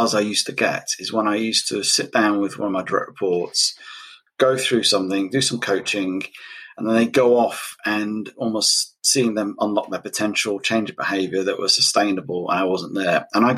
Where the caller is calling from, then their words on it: United Kingdom; I'm all the way from the UK. So I'm ahead of you at the moment.